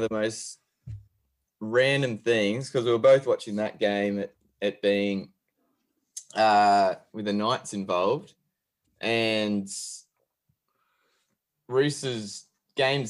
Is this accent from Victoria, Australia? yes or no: no; Queensland, Australia; being a Queenslander